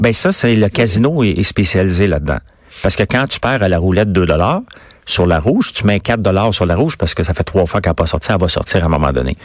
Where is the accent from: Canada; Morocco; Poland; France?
Canada; Quebec; Je suis québécois, mais avec une feuille d'érable